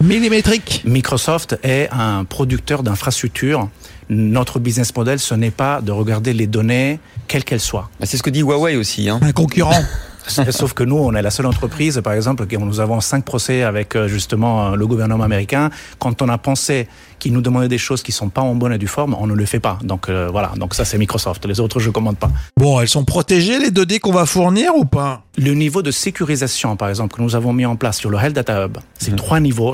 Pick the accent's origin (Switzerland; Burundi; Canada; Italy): Italy; now in France; je suis italien, j'ai choisi de travailler en France